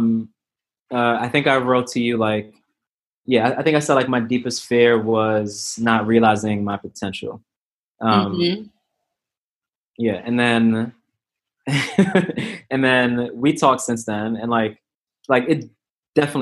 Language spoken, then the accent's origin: English; New York City, New York, United States; I'm from New York